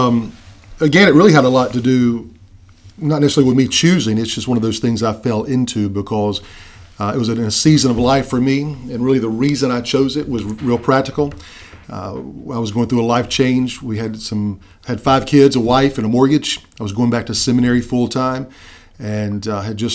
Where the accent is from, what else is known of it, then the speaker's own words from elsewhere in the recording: South Carolina, United States; I am originally from South Carolina, where I've been most of my life